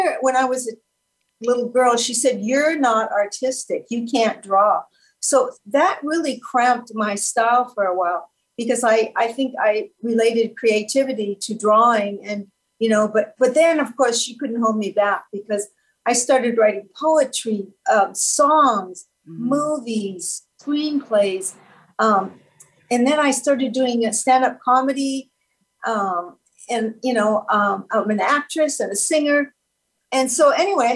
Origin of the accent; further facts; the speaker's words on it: Canada; So I was born in Canada. I'm a French Canadian girl